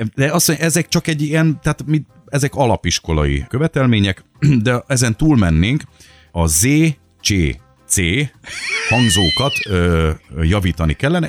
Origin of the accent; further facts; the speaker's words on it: Miskolc, Borsod-Abaúj-Zemplén, Hungary; Miskolci vagyok alapból